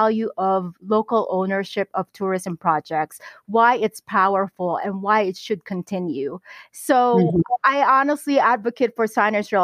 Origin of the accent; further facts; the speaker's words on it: Philippines; as a Filipina